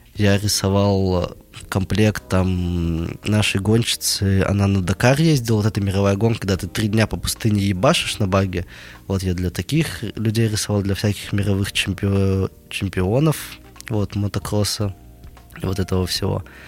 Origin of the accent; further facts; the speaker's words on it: Nizhny Tagil, Sverdlovsk Oblast, Russia; я сам из Нижнего Тагила. Вот э, такой производственный заводской город – где люди к 40 годам спиваются, идут на УВЗ с утра, приходят домой, пьют пиво и ложатся спать. Вот. Э, в таком городе я прожил 19 лет